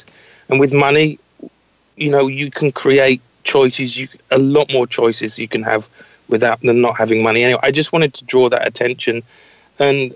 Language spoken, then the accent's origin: English; Scotland, United Kingdom; I was brought up in Scotland.